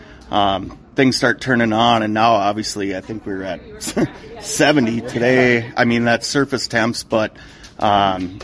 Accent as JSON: {"language": "English", "area": "Otter Tail Lakes area", "region": "West Central Minnesota", "country": "United States", "tie": "born or raised there", "lives_now": "Walker, United States", "said": "I grew up in West Central Minnesota, kind of Otter"}